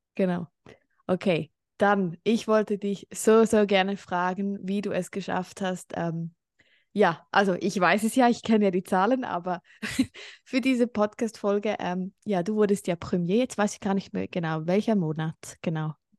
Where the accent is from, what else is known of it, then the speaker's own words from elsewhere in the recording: Switzerland; Ich wohne in der Schweiz, bin auch Schweizerin